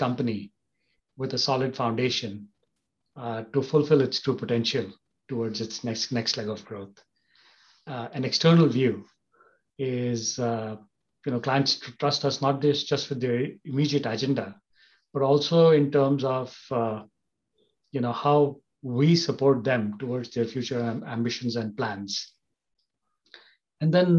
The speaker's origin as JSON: {"language": "English", "town": "Kolkata", "region": "West Bengal", "country": "India", "tie": "born or raised there", "also_born_or_lived": "Germany / Switzerland / Netherlands", "moved": "as an adult", "said": "I grew up in Calcutta, in Eastern India."}